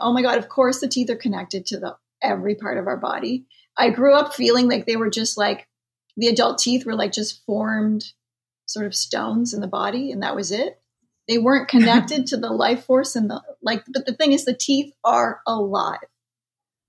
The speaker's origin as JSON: {"language": "English", "country": "Canada", "said": "I am Canadian."}